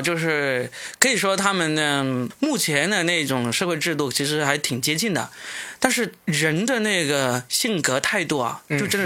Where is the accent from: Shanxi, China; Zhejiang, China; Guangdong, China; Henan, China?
Guangdong, China; 就他们听到我们是广东人都有点亲切那种感觉。